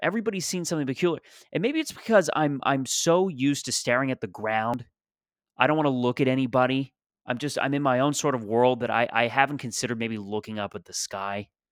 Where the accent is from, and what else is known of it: Mississauga, Ontario, Canada; born or raised there; moved away as an adult; also born or lived in Toronto